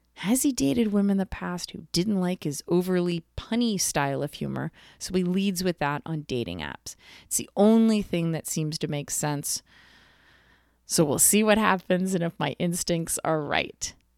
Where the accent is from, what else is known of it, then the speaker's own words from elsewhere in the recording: East Coast, United States; I'm from the East Coast